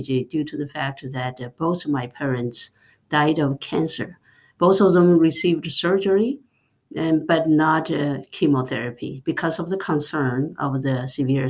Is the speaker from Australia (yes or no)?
no; China; moved away; I grew up in rural China